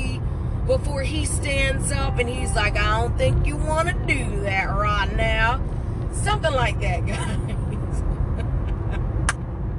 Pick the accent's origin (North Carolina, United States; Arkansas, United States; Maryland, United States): North Carolina, United States; High Point; growing up in High Point, in J.C. Morgan, it is a project public housing place